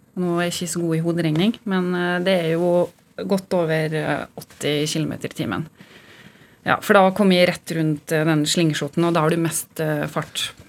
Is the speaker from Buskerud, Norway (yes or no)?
no; Molde, Møre og Romsdal, Norway; moved away; Jeg kommer fra Kleive, lita bygd utenfor Molde.